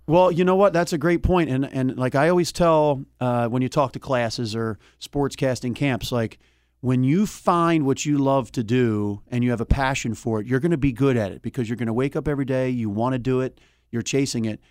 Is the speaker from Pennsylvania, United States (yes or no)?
yes; Philadelphia, Pennsylvania, United States; also born or lived in Delaware County, Pennsylvania; I grew up in Philadelphia